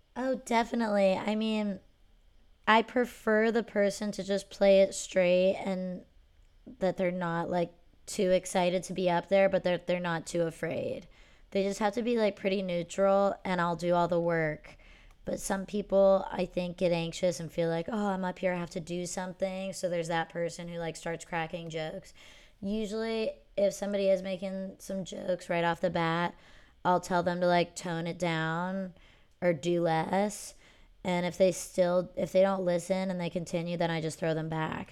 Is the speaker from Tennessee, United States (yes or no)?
no; Pennsylvania, United States; growing up in Pennsylvania